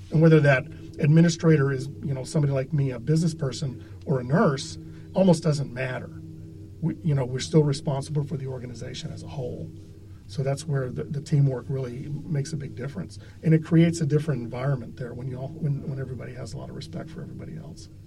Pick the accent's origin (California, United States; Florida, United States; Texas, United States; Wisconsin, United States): Texas, United States; now in Ithaca, United States; I, I came here from Texas.